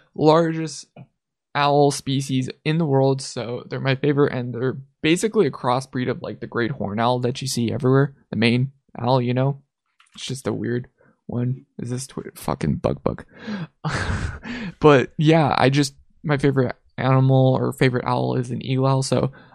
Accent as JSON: {"language": "English", "country": "Canada", "said": "I'm Canadian."}